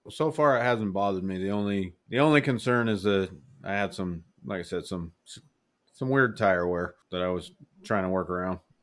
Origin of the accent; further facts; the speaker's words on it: Utah, United States; moved away; I'm from Utah